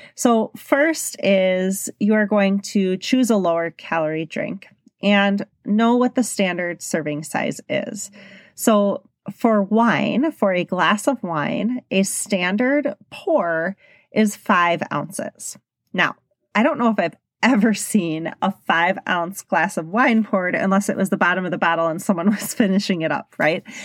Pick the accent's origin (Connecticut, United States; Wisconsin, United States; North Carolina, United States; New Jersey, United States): Wisconsin, United States; Milwaukee; I'm from Milwaukee, Wisconsin, and it's a big drinking s-, city.